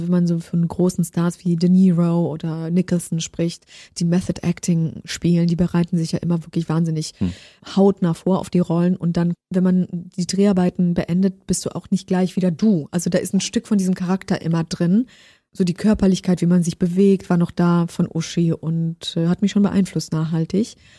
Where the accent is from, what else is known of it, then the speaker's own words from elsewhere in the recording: Baden-Württemberg, Germany; also born or lived in Poland; ich bin gebürtige Polin aus Baden-Württemberg